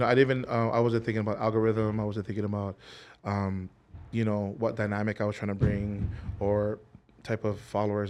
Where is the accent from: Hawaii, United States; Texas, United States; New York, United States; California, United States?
Hawaii, United States; born and raised in Hawaii